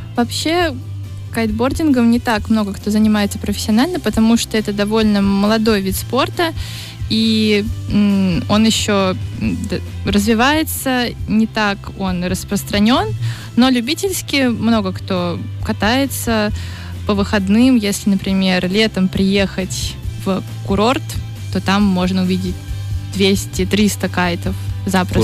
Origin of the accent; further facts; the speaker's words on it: Saint Petersburg, Russia; я из Петербурга, и Петербург там морской город